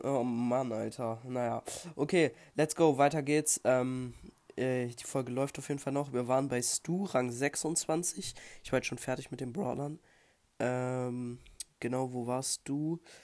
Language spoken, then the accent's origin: German; Germany; bei uns in Deutschland